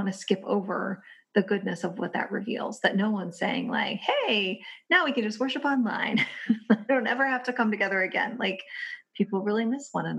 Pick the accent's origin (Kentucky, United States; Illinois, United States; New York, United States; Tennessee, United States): Kentucky, United States; my home state of Kentucky